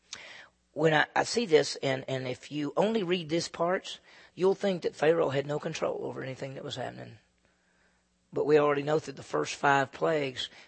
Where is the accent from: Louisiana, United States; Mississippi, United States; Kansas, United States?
Mississippi, United States; Meridian; moved away; my hometown in those days was Meridian, Mississippi